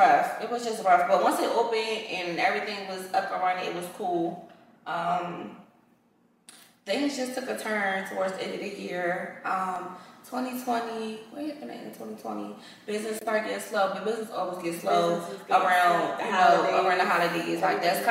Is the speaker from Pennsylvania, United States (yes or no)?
yes; Philadelphia, Pennsylvania, United States; moved away as an adult; also born or lived in Atlanta; now in Houston, United States; we are both originally from Philadelphia, Pennsylvania. I'm a North Philly girl, to be exact.